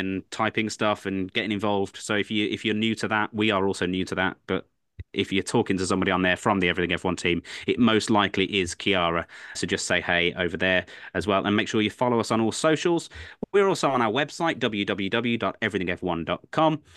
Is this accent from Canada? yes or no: no; England, United Kingdom; I'm an Englishman through and through.